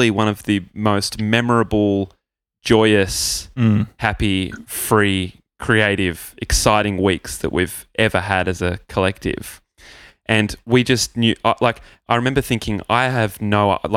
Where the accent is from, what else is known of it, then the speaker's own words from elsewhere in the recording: Gold Coast, Queensland, Australia; also born or lived in Sydney; now in Melbourne, Australia; I grew up on the Gold Coast.